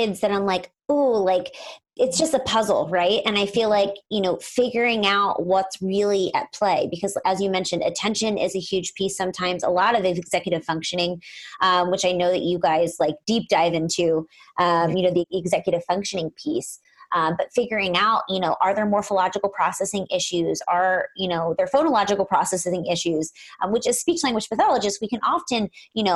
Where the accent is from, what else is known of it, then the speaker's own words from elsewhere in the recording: East Coast, United States; moved away as an adult; now in Los Angeles, United States; when I moved here from the East Coast, which is where I'm from